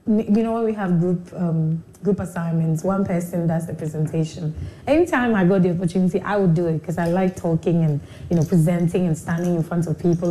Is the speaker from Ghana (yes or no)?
yes; Accra, Greater Accra, Ghana; also born or lived in Liberia; I was born in Liberia, but we had to run to Ghana during the war in 1989. And that's when we came to Ghana, and I've been in Ghana since then. So yeah, growing up in Accra